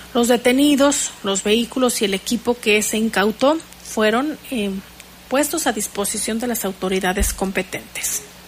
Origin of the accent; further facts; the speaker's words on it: Mexico; todos somos mexicanos